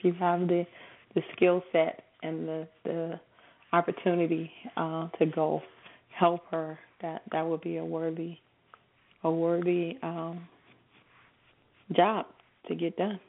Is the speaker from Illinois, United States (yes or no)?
yes; Chicago, Illinois, United States; And, you know, …, for me as a Chicagoan, blues and gospel are as thick and real in that environment as the air itself.